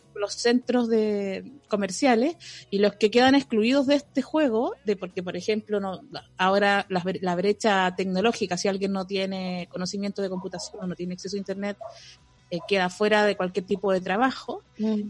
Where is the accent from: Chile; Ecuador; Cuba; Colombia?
Chile; no sé si hay algo que nos una como chilenos